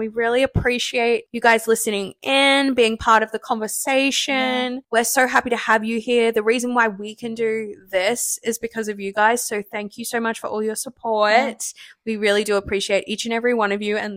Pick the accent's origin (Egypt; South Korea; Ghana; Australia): Australia; moved away; an Aussie